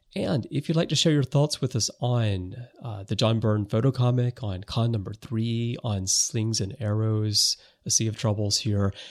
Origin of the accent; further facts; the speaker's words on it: United States; now in Japan; living in Japan, even though I'm American, but I've been here for so, so, so long that I'm really more Japanese now.